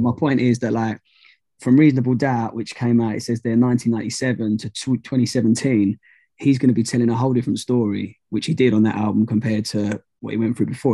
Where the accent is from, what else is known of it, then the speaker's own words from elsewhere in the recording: United Kingdom; I'm not actually from London, I'm just outside